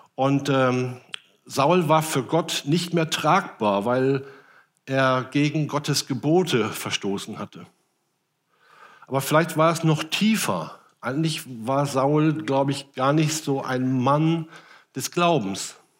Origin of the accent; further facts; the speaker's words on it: Rhenish Hesse, Rhineland-Palatinate, Germany; moved away; aus meiner alten Heimat Rheinhessen